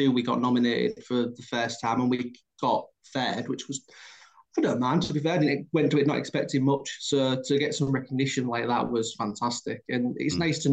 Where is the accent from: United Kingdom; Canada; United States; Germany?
United Kingdom; Hull, Yorkshire and the Humber; I'm from Hull